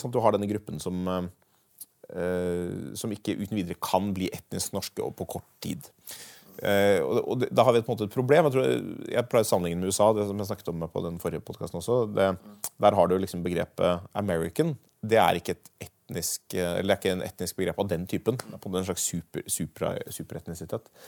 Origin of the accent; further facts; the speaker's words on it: Norway; Altså hvis jeg nå i voksen alder reiser til Belgia, så vil jeg jo aldri slutte å tenke at jeg er norsk.